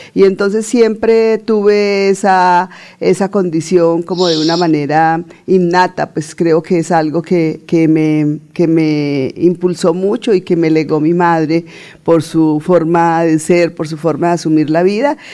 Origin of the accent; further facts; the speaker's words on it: Puente Nacional, Santander, Colombia; soy santandereana, santandereana de pura cepa, nacida en Puente Nacional en la provincia de Vélez